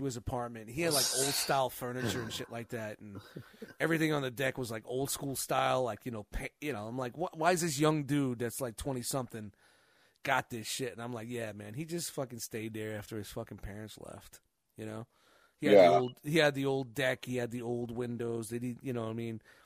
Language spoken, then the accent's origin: English; New York City, New York, United States; I grew up in Glenwood Projects